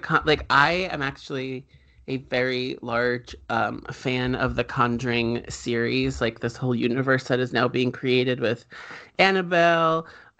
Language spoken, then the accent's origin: English; New Jersey, United States; growing up in New Jersey, like any other spoopy place